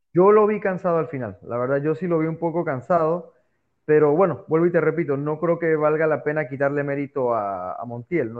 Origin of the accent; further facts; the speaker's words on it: Mexico; soy orgullosamente mexicano